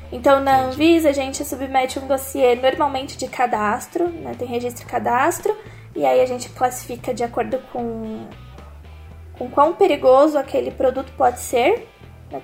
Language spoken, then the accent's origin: Portuguese; São Paulo, Brazil; eu sou de São Paulo